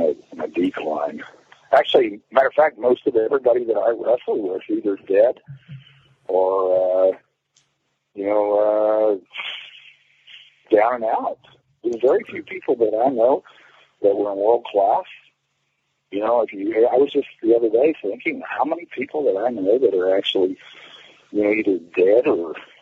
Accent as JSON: {"language": "English", "town": "Cape Town", "region": "Western Cape", "country": "South Africa", "tie": "born or raised there", "moved": "yes", "said": "in my hometown, Cape Town"}